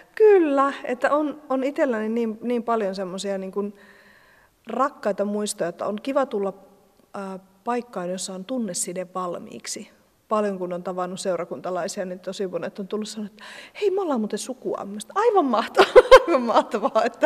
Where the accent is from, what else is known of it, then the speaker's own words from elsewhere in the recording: Lappeenranta, South Karelia, Finland; moved away as an adult; also born or lived in Helsinki, Finland; now in Lemi, Finland; mie oon alun perin Lappeenrannasta kotosi.